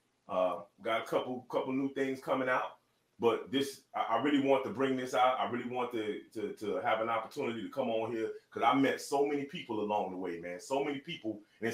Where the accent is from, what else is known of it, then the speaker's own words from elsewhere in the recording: Miami, Florida, United States; I am from Miami